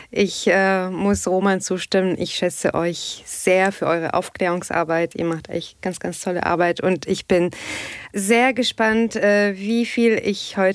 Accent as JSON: {"language": "German", "town": "Tunis", "region": "Tunis Governorate", "country": "Tunisia", "second_language": "German", "moved": "as an adult", "lives_now": "Germany", "said": "ich komme aus Tunesien, okay, aus Tunis."}